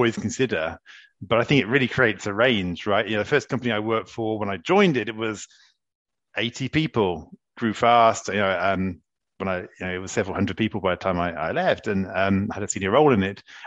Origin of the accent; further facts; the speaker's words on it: England, United Kingdom; moved away as an adult; now in France; British people think I'm quite French these days, and French people still think I'm very, very British